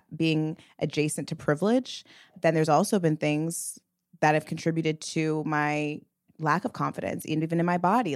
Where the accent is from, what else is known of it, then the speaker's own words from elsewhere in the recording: the Valley, California, United States; me and Mila are two Black women that grew up in the Valley.